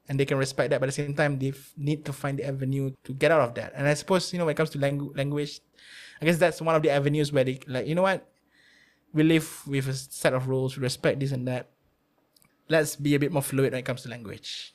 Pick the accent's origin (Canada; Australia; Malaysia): Malaysia; Malacca City, Malacca; I'm not from KL, I'm from Melaka.